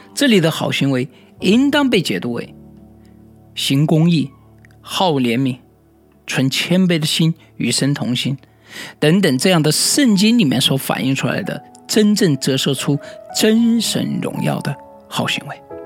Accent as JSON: {"language": "Chinese", "country": "China", "said": "我们中国人"}